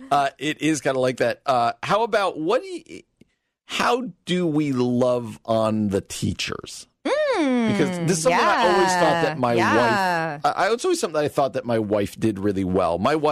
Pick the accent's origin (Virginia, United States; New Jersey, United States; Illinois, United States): New Jersey, United States; You know, where I grew up in New Jersey, nobody started till after Labor Day.